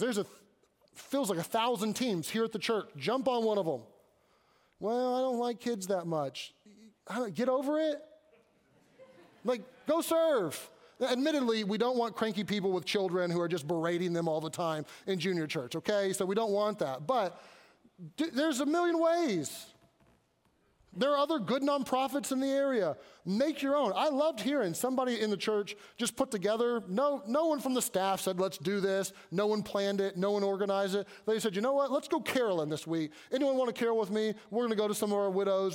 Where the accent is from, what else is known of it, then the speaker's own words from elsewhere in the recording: Kentucky, United States; I grew up in Kentucky